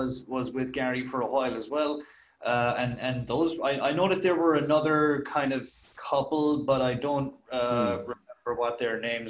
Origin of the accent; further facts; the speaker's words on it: Ireland; I'm from Ireland, as I'm sure people can guess from my accent.